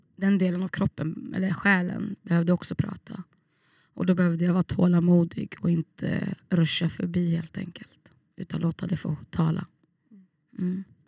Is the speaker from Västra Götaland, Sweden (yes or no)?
yes; Gothenburg, Västra Götaland, Sweden; moved away as an adult; also born or lived in Trollhättan; now in Umeå, Sweden; Jag växte upp i Bergsjön